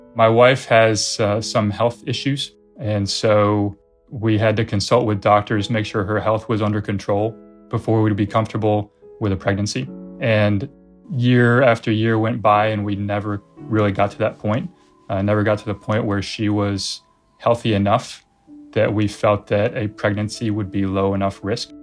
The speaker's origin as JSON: {"language": "English", "country": "United States", "also_born_or_lived": "China", "moved": "as an adult", "said": "I'm American"}